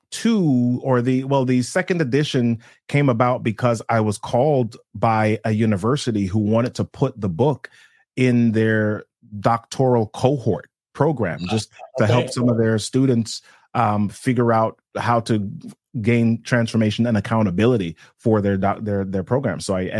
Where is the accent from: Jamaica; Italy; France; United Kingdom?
Jamaica; Well, in growing up in Jamaica, we had a lot of, we call them helpers, right? we had a lot of those in our house.